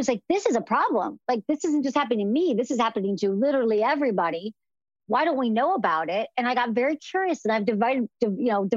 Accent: Midwest, United States; I'm from the Midwest.

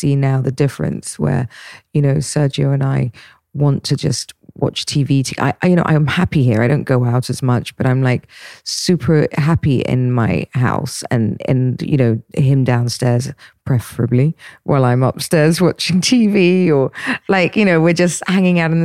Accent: England, United Kingdom; I'm English.

